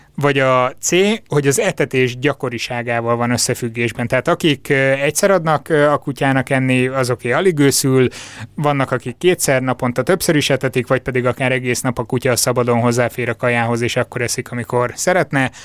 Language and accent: Hungarian; Borsod-Abaúj-Zemplén, Hungary; meg én is Észak-Magyarországról származunk